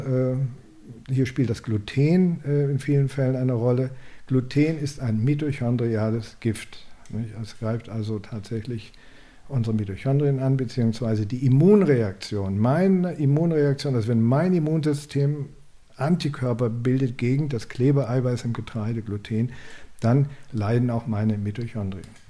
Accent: Germany; bei uns in Deutschland

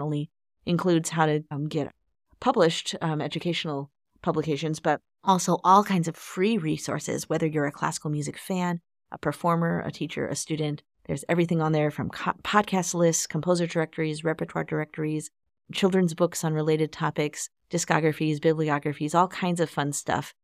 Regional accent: Chicago, Illinois, United States; growing up in Chicago

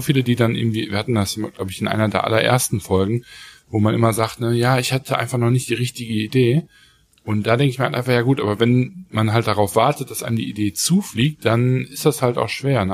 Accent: Germany

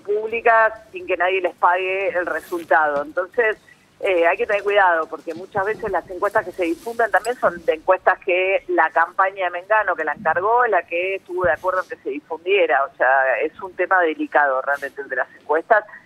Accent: Argentina; nosotros como argentinos

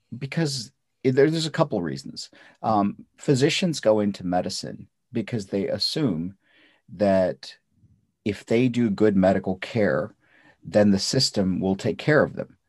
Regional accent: North India, India; English is a second language; now in United States; Um, I grew up in North India. not speaking English. I, I spoke Russian and I spoke, uh, Punjabi and Hindi

